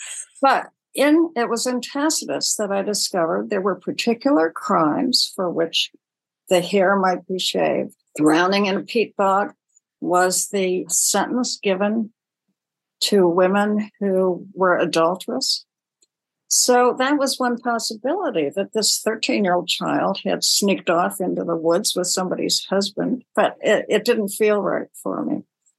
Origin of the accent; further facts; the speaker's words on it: Honolulu, Hawaii, United States; born there; actually I was born in Honolulu.